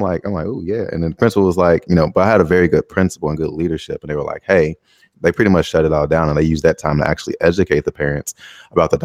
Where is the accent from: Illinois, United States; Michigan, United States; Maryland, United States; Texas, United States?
Illinois, United States; Chicago; moved away as an adult; now in Taiwan; I'm from Chicago